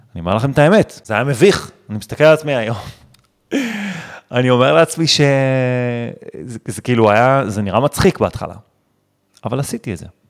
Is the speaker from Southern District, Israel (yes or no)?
no; Netanya, Central District, Israel; גדלתי בנתניה, אם חד-הורית, בלי כסף